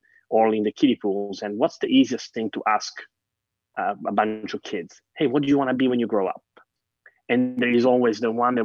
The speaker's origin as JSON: {"language": "English", "town": "Catania", "region": "Sicily", "country": "Italy", "tie": "born or raised there", "moved": "yes", "said": "I grew up in Sicily and my parents were teachers"}